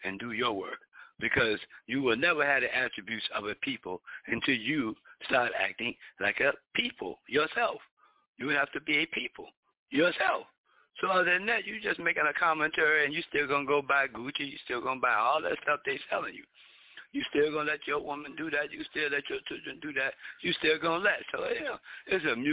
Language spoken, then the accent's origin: English; Philadelphia, Pennsylvania, United States; I'm not Jamaican, I'm from here